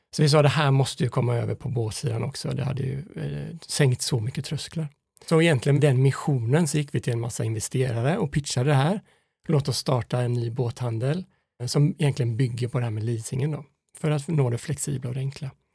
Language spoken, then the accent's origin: Swedish; Fiskebäckskil, Västra Götaland, Sweden; vi växte upp i Fiskebäckskil på Skaftö